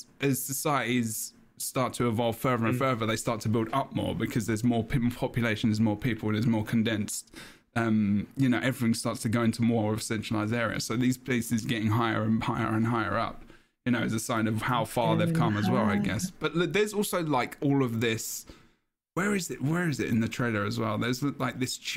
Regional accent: England, United Kingdom; I'm English

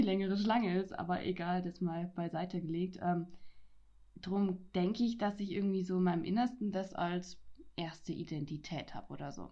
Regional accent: Franconia, Bavaria, Germany; ich komme aus Franken, ich bin Frankin

